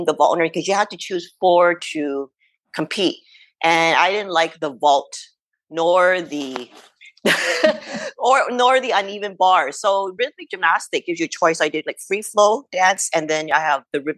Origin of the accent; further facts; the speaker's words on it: Canada; I'm Chinese Canadian